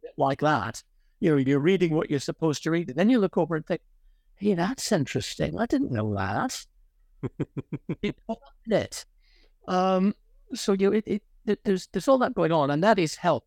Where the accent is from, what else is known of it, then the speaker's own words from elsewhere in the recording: Ireland; moved away; also born or lived in Connecticut, United States / Oxford, United Kingdom; I was largely brought up in Ireland.